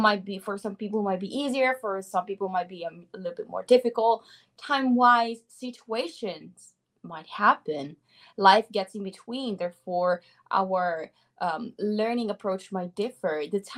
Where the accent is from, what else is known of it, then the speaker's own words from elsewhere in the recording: Italy; first language Italian; English is a second language; I'm from Italy. So therefore, my mother tongue is Italian. I have been studying English since I was a child, basically. And now I'm 25.